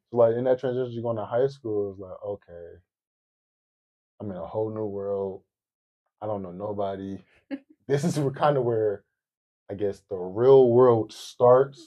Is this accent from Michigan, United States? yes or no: yes; Detroit, Michigan, United States; I grew up in Detroit, born and raised. Never moved around, same house since